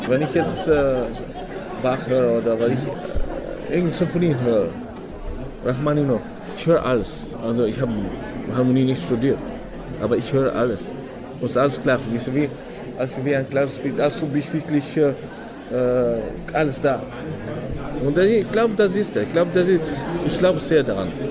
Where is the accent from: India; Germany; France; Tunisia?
Tunisia; German is a second language; now in Vienna, Austria